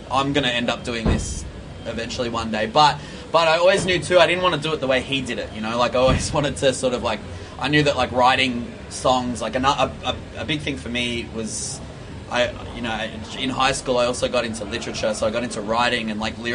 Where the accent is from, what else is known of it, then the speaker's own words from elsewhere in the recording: Victoria, Australia; because you know punk and hardcore and metal was ultimately the reason that I learnt to kind of leave my hometown and you know explore other places